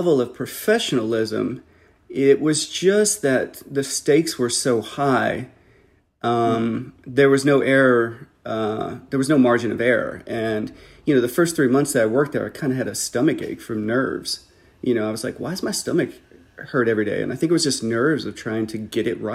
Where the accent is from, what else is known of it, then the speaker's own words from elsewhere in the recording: Midwest, United States; growing up in the Midwest